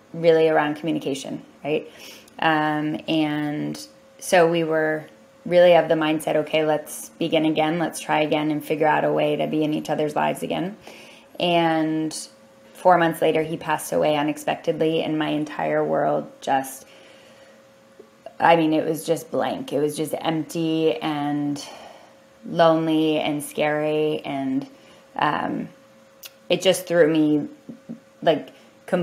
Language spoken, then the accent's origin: English; Columbus, Ohio, United States; I came from Ohio, from Columbus, Ohio.